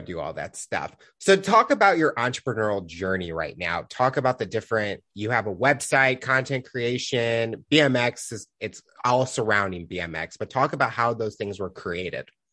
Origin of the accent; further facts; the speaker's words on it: Missouri, United States; I'm from Missouri